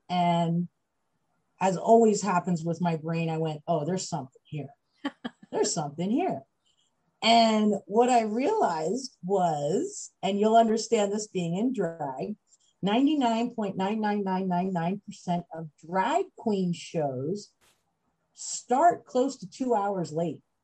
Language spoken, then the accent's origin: English; Macungie, Pennsylvania, United States; I grew up in Pennsylvania um, and small, small town, Pennsylvania, town called Macungie